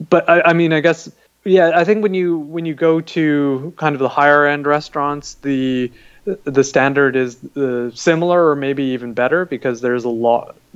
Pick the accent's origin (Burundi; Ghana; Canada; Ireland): Canada; you know my parents immigrated from Pakistan, so I've grown up as a Pakistani Canadian, uh, and and so uh, also you know come from a Muslim background